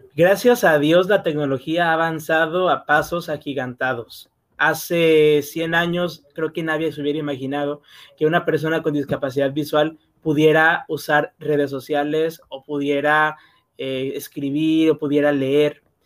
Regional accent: Macuspana, Tabasco, Mexico; Soy del estado de Tabasco, del municipio de Macuspana.

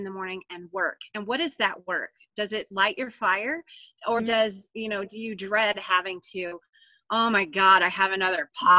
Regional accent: Florida, United States; born there; Now, I was born in Florida.

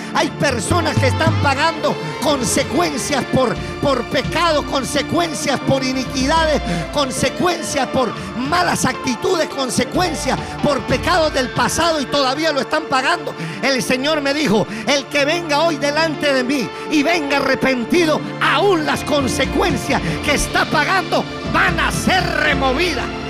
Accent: Colombia; accent: Colombian; now in Kendall, United States; me escucha el acento ya, yo soy colombiano.

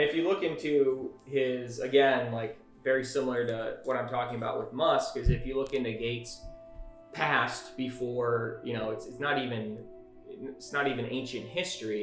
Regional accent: Michigan, United States; my home state of Michigan

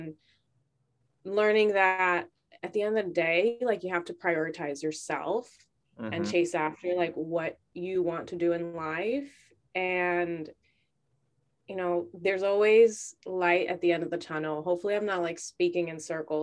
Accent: Chicago, Illinois, United States; born and raised in Chicago.

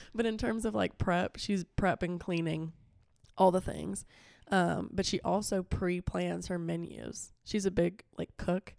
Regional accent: Florida, United States; moved away; I could have a full week home in Florida. I'm from Florida

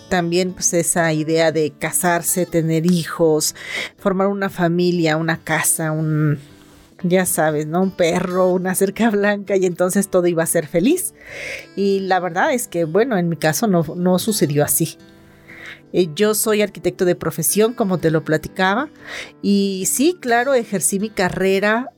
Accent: Mexico; soy mexicana

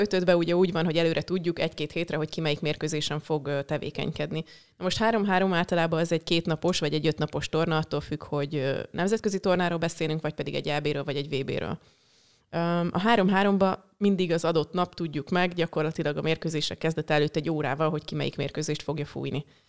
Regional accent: Hungary; én ott nőttem fel.

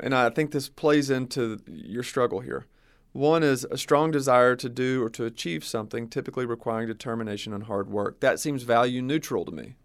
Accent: the South, United States; growing up in the South, I know certain little subcultures

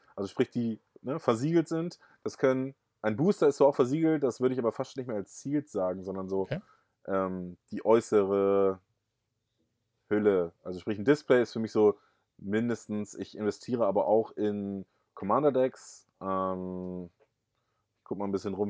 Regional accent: Rotenburg, Lower Saxony, Germany; now in Uelzen, Germany; geboren bin ich in Rotenburg-Wümme, das ist bei Bremen und jetzt lebe ich in Uelzen

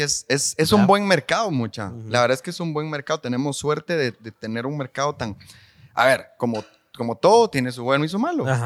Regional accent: Guatemala City, Guatemala Department, Guatemala; Yo crecí en la Nueva Monserrata, ahí arribita

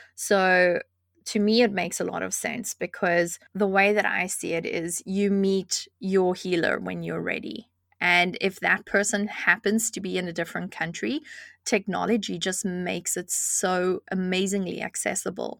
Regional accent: South Africa; moved away; I grew up in South Africa

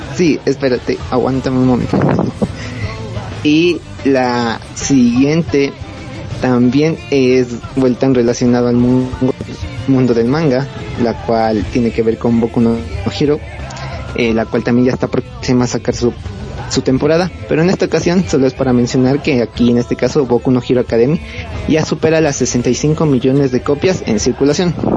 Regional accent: Ecuador; soy de Ecuador

